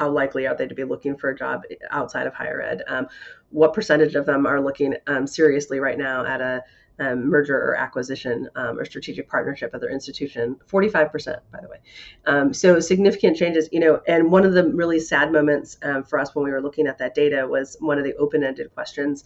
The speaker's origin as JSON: {"language": "English", "town": "Grayslake", "region": "Illinois", "country": "United States", "tie": "born or raised there", "said": "I grew up in Grays Lake, Illinois"}